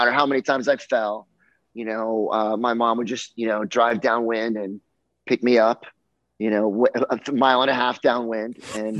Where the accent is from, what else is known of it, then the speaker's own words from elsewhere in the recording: Miami, Florida, United States; growing up in Miami, my summer job was always teaching sailing on Hobie Cats